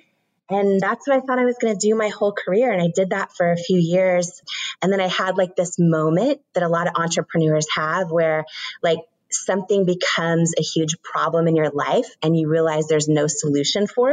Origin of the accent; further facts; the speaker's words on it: Washington, United States; I grew up in Washington State